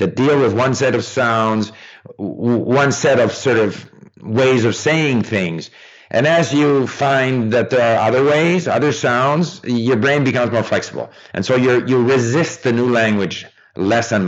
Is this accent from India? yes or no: no; Montreal, Quebec, Canada; moved away as an adult; also born or lived in France; I grew up in Montreal, but in the English-speaking part of Montreal